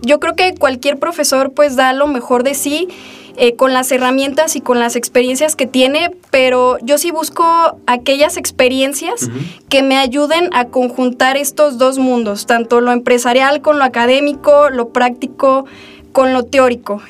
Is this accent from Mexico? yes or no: yes; Aguascalientes, Mexico; also born or lived in Guadalajara, Jalisco / Encarnación de Díaz, Jalisco; desde que tengo tres años vivo aquí en Aguascalientes. Sin embargo, mis orígenes, mi familia, mi sangre, pues es de Encarnación de Díaz, de los Altos de Jalisco. Eh, nací en Guadalajara